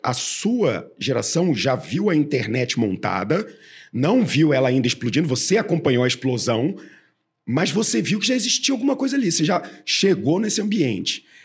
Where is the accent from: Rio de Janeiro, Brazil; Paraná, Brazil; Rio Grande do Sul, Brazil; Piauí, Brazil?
Rio de Janeiro, Brazil; moved away as an adult; now in São Paulo, Brazil; eu sou carioca